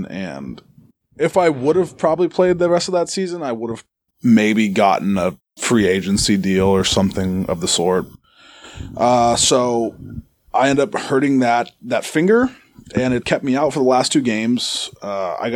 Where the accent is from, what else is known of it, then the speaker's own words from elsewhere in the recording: Arizona, United States; moved away; I'm from Arizona originally